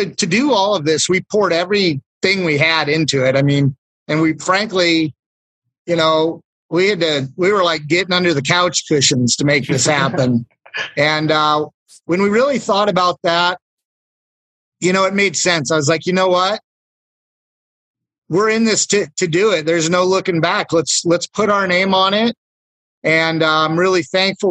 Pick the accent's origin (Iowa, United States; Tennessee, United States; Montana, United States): Montana, United States; Kalispell; moved away as an adult; also born or lived in Bozeman, Montana; now in Great Falls, United States; I was born and raised in Kalispell, graduated from Flathead High back in 1996